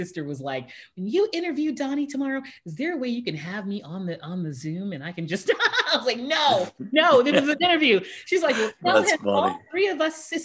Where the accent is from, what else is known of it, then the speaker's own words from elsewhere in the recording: Houston, Texas, United States; now in San Diego, United States; I'm from Houston